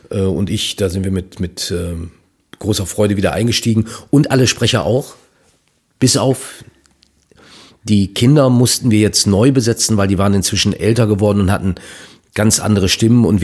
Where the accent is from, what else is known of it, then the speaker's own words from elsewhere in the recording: North Rhine-Westphalia, Germany; Ein Kuss ist bei uns in Ostwestfalen ein Eheversprechen.